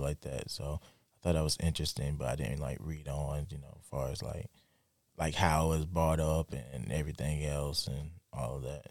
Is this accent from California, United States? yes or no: no; Lake City, South Carolina, United States; my hometown, Lake City, South Carolina